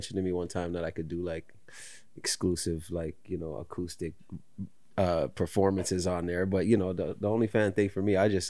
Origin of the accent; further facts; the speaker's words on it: Toronto, Ontario, Canada; also born or lived in Halifax, Nova Scotia; Lived in Toronto more than half of my life, so Toronto is home too. So you know, what I mean, I grew up in Jane and Finch, so Toronto and down home, Scotia 902-416.